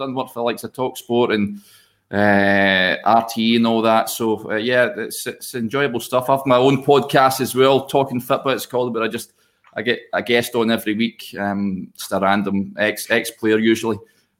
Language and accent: English; Hamilton, Scotland, United Kingdom; moved away as an adult; also born or lived in Bolton area; now in Bolton, United Kingdom; I'm based, I'm originally from Hamilton. I moved down here a few years ago